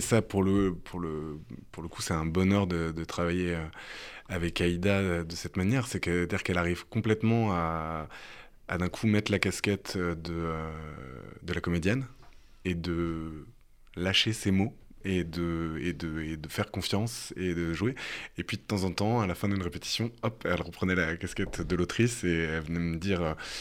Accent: France; en tant que Français

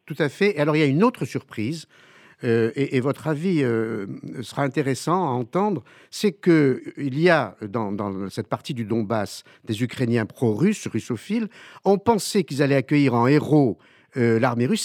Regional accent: France; chez nous en France

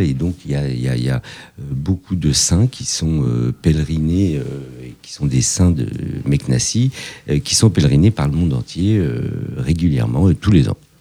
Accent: Fontenay-sous-Bois, Île-de-France, France; also born or lived in Morocco; j'ai grandi à Fontenay-sous-Bois

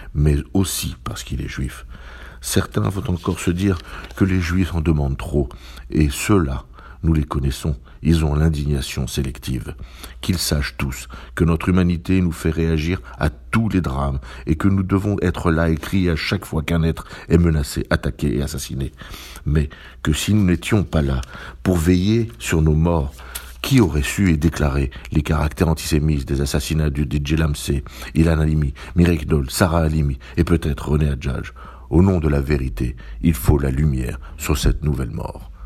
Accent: France; chez nous, en France

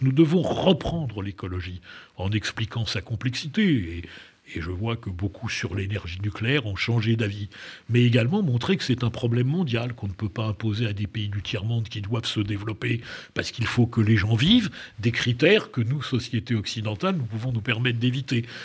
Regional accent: France; moi je suis fier de mon pays parce que je pense que c'est un grand pays

